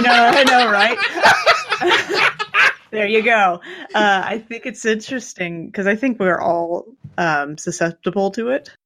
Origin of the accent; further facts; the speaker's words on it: Kansas, United States; I grew up in Kansas. I grew up in the, the frickin' country